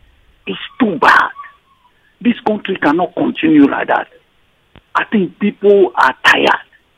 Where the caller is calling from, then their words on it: Iju, Nigeria; I'm calling from Iju.